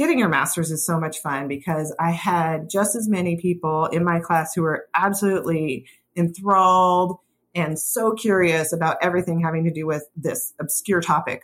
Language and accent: English; Seattle, Washington, United States; I grew up here in the Pacific Northwest in Puget Sound.